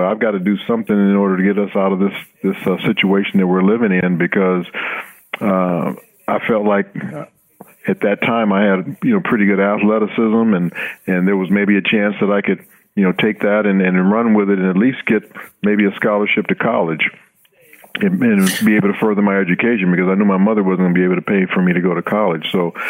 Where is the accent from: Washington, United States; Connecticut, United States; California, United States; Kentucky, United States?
California, United States; Los Angeles; You know, I grew up in Los Angeles, like you said. We weren't very well off.